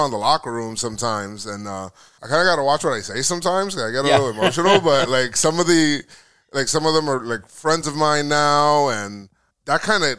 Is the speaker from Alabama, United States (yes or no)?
no; Bronx, New York, United States; I'm from the Bronx, mm-hmm. Bronx, New York, and I just remember going there